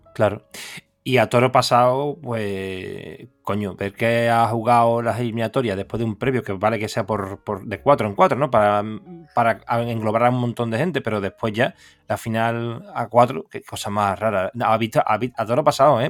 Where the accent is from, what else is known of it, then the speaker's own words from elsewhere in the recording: Seville, Andalusia, Spain; yo soy de Sevilla